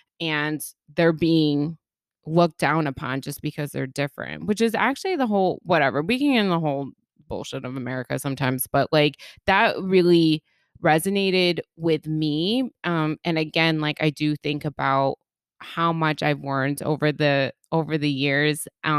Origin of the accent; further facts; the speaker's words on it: Bronx, New York, United States; yeah, I'm a girl and I grew up in the Bronx.